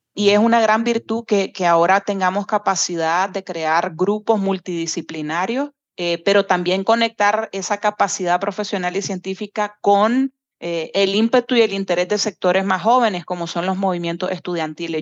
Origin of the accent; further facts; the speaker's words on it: Nicaragua; soy nicaragüense